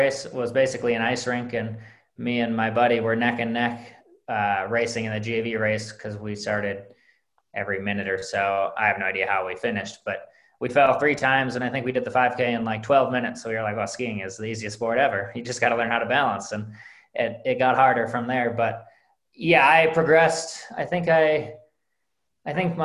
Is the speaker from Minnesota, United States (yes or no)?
yes; Minneapolis, Minnesota, United States; I grew up in the Twin Cities, not really anywhere near skiing